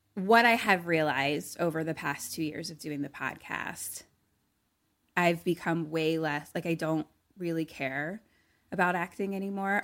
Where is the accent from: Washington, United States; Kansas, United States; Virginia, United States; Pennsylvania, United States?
Pennsylvania, United States; Philadelphia; moved away; we're both from Philly